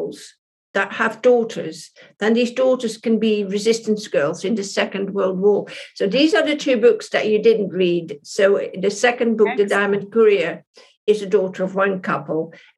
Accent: Paris, Île-de-France, France; born there; I mean, I was born in Paris, in France, but I have a British mum and a Dutch dad.

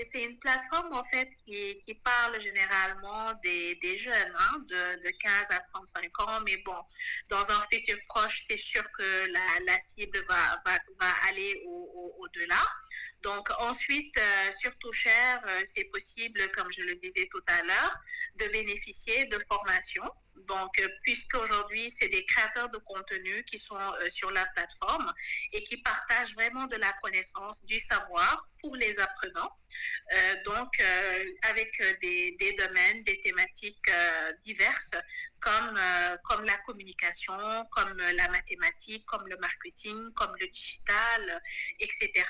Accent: Senegal; je suis une Sénégalaise de, de, 33 ans

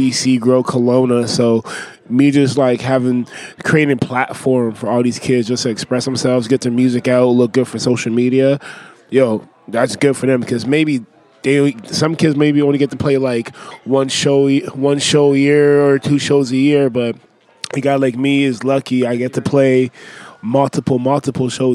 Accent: Lesotho; also born or lived in Uganda; I was born in Lesotho, Tapaseka. It's in South Africa.

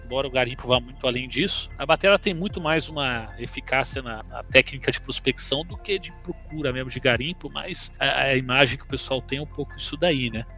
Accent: Brazil; eu sou brasileiro

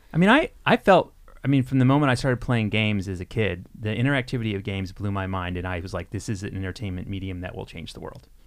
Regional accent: Texas, United States; now in Minnesota, United States; I'm from Texas originally

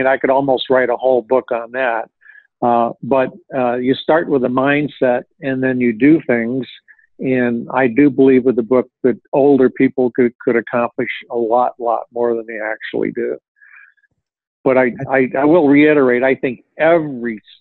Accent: Connecticut, United States; I come from Connecticut.

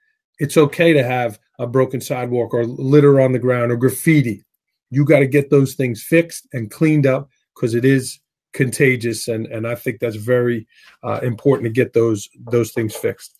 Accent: New York City, New York, United States; I grew up in Staten Island.

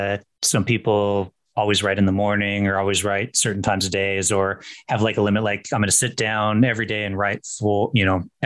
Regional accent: Washington, United States; accent: generic West Coast; I'm from Washington State

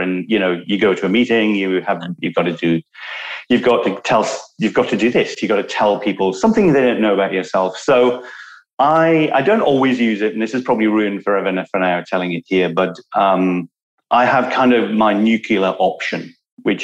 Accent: Newcastle upon Tyne, North East England, United Kingdom; I was born in Newcastle

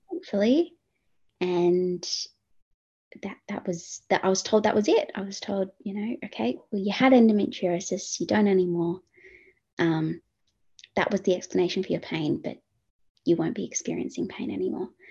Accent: Perth, Western Australia, Australia; moved away as an adult; now in Sydney, Australia; originally from Perth, WA, uh, grew up, born and raised in Perth, born in Sydney, moved to Perth.

